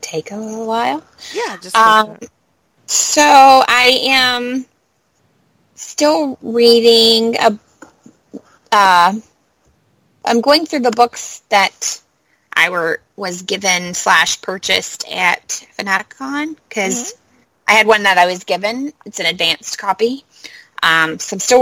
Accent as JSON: {"language": "English", "region": "Kentucky", "country": "United States", "tie": "born or raised there", "said": "I'm from Kentucky"}